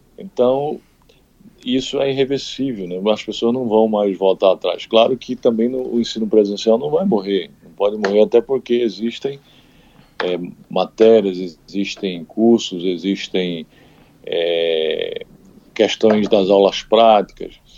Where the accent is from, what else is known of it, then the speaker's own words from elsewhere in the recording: Santana dos Garrotes, Paraíba, Brazil; moved away; lá na minha cidade, na cidade onde eu nasci, na Paraíba, Santana dos Garrotes